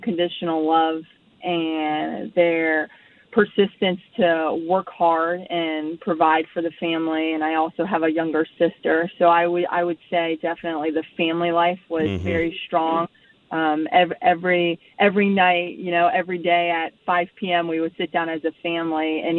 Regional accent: Port St. Lucie, Florida, United States; also born or lived in San Diego, California / Austin, Texas; From Florida, Port St. Lucie, Florida

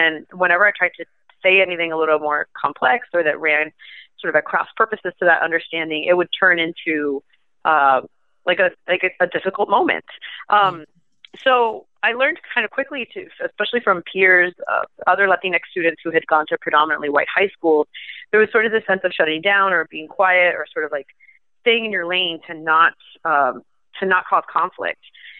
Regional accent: Miami, Florida, United States; moved away as an adult; also born or lived in New York; now in Nebraska, United States; I feel very grateful for having grown up in Miami

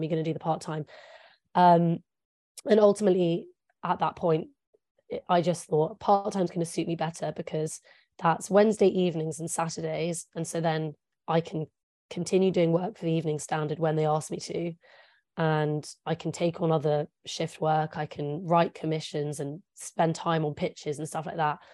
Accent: England, United Kingdom; first language English; I'm English. I'm a native English speaker.

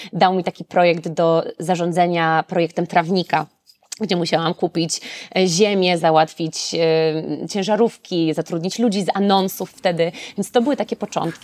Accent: Radom, Masovian Voivodeship, Poland; moved away; also born or lived in United Kingdom / Spain; ja jestem z Radomia

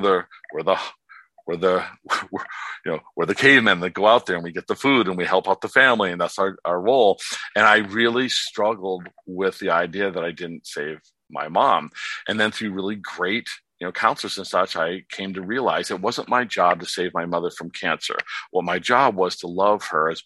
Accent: Warren, Pennsylvania, United States; moved away as an adult; also born or lived in California; now in Palm Springs, United States; I was born in Pennsylvania, raised in California, but my father was a alcoholic

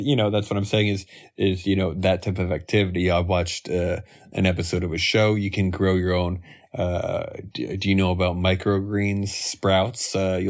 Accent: Northeast, United States; You know, we're from the Northeast.

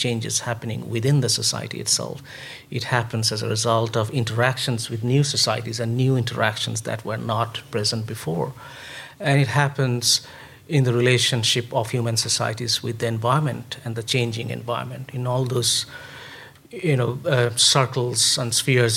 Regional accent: India; I grew up in India

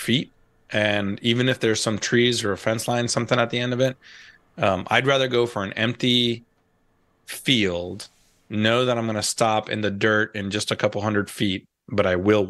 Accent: East Coast of the United States, United States; moved away; I grew up on the East Coast. I learned to fly on the East Coast of the United States

